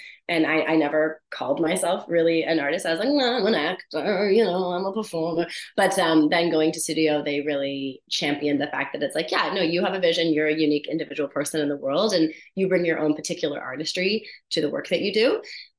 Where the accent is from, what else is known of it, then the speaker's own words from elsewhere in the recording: Hamilton, Ontario, Canada; now in Vancouver, Canada; In Hamilton, Ontario.